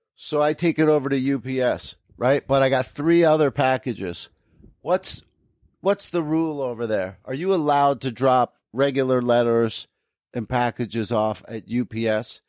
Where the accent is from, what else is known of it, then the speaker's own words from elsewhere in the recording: New Jersey, United States; moved away; I grew up in New Jersey